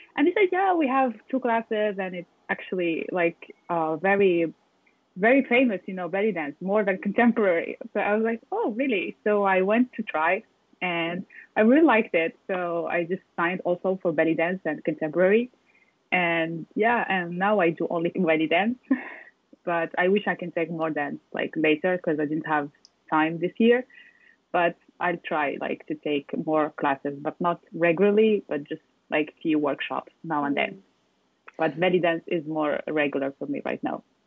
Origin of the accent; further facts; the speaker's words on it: Morocco; also born or lived in France; now in Paris, France; I'm from Morocco. I was born in Morocco and raised there. And then I moved to France